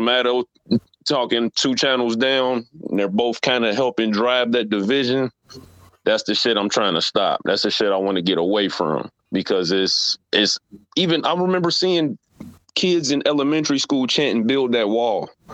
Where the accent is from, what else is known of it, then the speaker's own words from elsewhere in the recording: Cincinnati, Ohio, United States; I grew up in Cincinnati